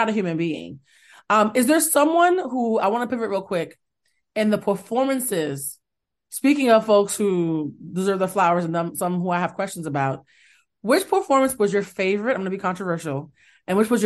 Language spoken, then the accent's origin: English; Boston, Massachusetts, United States; I'm still from Boston